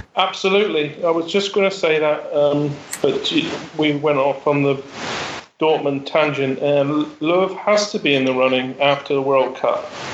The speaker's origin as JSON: {"language": "English", "region": "England", "country": "United Kingdom", "said": "an Englishman"}